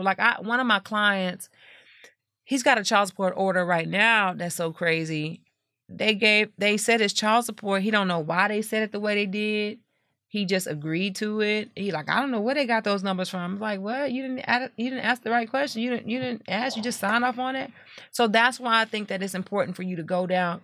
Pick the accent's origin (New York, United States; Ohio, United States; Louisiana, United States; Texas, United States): Texas, United States; Lake Jackson; moved away as an adult; now in Houston, United States; I am from Lake Jackson, Texas